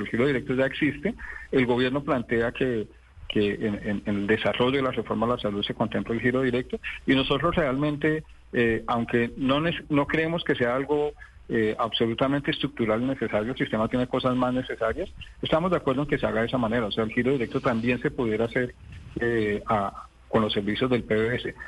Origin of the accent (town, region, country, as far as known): Colombia